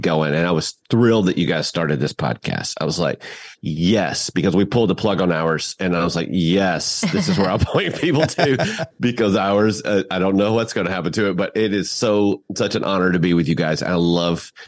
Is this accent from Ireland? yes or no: no; the South, United States; accent: Southern; My Southern accent